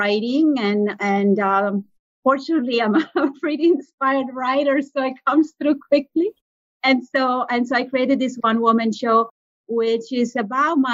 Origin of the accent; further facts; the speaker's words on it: Italian part of Switzerland, Italian-speaking Switzerland, Switzerland; moved away; I'm from the Italian part of Switzerland